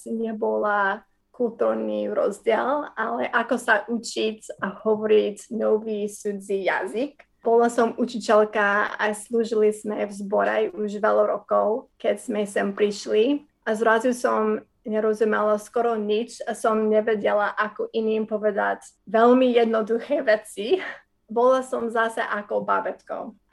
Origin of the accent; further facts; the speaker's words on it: Wisconsin, United States; Slovak is a second language; now in Slovakia; a narodila som sa v Wisconsin. Moji rodičia boli vtedy neveriaci, ale začali sme chodiť do zboru, keď som mala 5 rokov. A potom som uverila v Ježišu, keď som mala 12